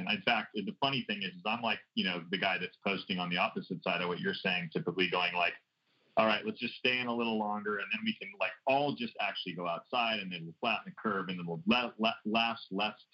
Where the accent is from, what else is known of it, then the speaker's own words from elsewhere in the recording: United States; So back to me being an American